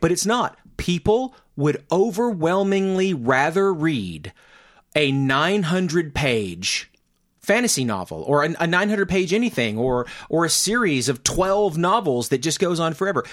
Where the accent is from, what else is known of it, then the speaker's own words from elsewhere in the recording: Mena, Arkansas, United States; I come from Mena